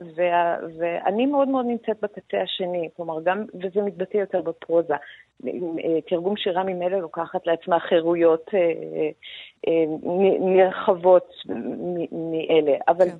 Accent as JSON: {"language": "Hebrew", "country": "Iran", "moved": "yes", "lives_now": "Israel", "said": "כאני האיראנית."}